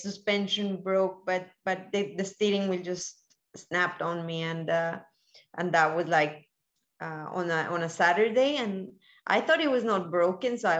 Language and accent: English; Colombia; also born or lived in Miami, United States; now in Spain; I'm originally from Colombia